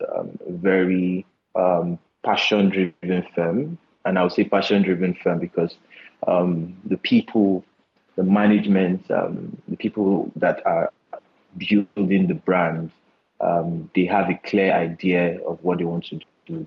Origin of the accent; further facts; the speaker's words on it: Port Harcourt, Delta, Nigeria; moved away; also born or lived in Luton, United Kingdom; I'm from Delta State. Um, I grew up in Port Harcourt and Delta State as well